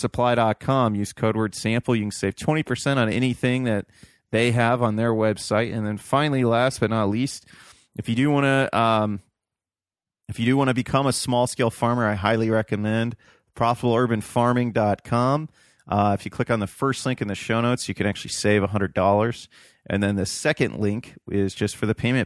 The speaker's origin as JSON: {"language": "English", "region": "Ohio", "country": "United States", "tie": "born or raised there", "said": "I grew up in Ohio"}